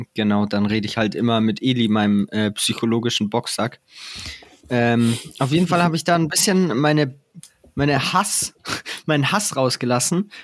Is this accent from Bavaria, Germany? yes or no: yes; Traunreut, Bavaria, Germany; now in Munich, Germany; in meiner Heimatstadt